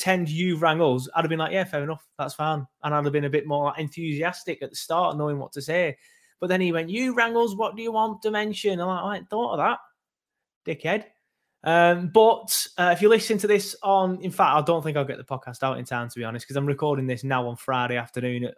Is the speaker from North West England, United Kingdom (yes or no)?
yes; Lancashire, North West England, United Kingdom; I'm from Lancashire.